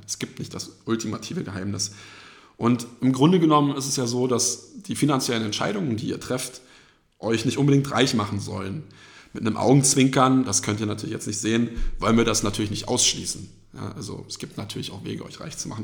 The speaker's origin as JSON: {"language": "German", "region": "edge of Berlin", "country": "Germany", "tie": "born or raised there", "said": "wohne in meinem eigenen Haus am Rand von Berlin, wo ich aufgewachsen bin"}